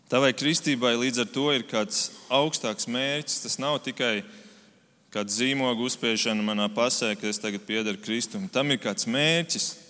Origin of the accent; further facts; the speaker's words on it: Germany; now in Latvia; Tad, kad es vēl dzīvoju Vācijā, es esmu uzaugusi Vācijā